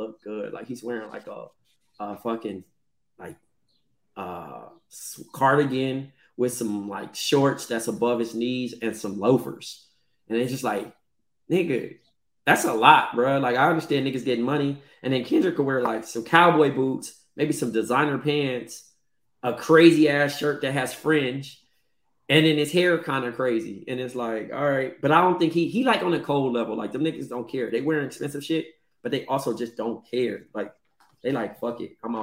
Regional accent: Compton, California, United States; I'm from Eastside Compton first. And then, you know, I'm Ethiopian after

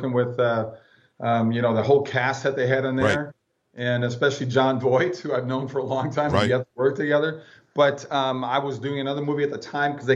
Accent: Minnesota, United States; I grew up in Minnesota where my parents were Walter Mondale, Hubert Humphrey Democrats

